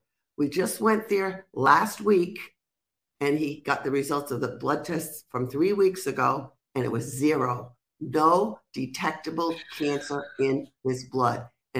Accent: Rhode Island, United States; accent: Rhode Island; now in Florida, United States; I'm from Rhode Island, but I sound like I'm from New York.

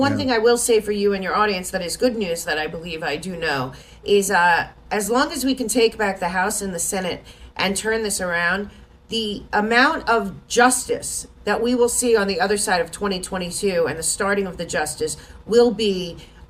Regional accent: United States; we as American people

